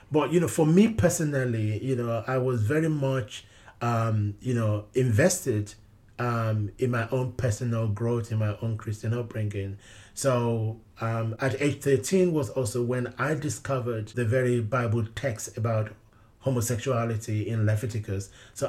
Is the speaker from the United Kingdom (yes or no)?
yes; London, United Kingdom; even growing up in London, I was very much immersed within the Nigerian community. When I first came out as gay, it was within the Nigerian community in London.